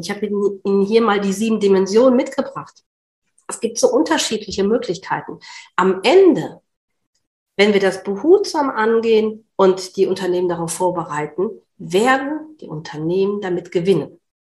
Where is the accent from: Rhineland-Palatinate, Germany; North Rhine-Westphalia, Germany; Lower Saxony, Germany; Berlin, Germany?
Berlin, Germany; ich komme aus Berlin